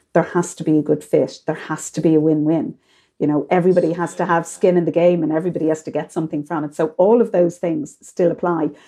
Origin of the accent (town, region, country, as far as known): Ireland